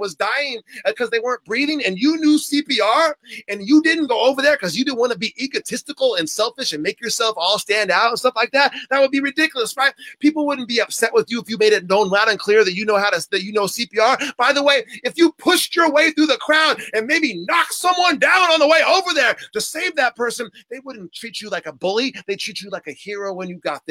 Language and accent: English; San Diego, California, United States; I was born and raised in San Diego